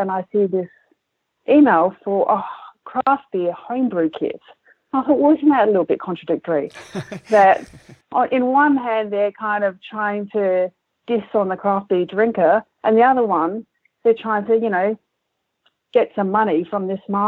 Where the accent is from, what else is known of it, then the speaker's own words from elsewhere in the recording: Adelaide, South Australia, Australia; I grew up in Kensington Park, which was down the road from the Coopers' original Leabrook Brewery.